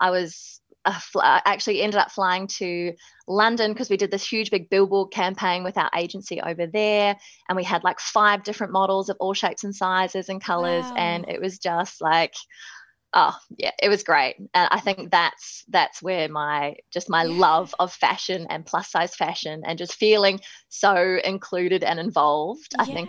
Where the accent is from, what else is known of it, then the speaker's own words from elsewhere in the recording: New Zealand; accent: Kiwi; moved away as an adult; also born or lived in Melbourne, Australia / Manchester, United Kingdom; now in Sydney, Australia; So even though I was born in Melbourne, in Carlton, I actually moved to New Zealand when I was 5 and spent my whole life growing up there. So hence the slight Kiwi accent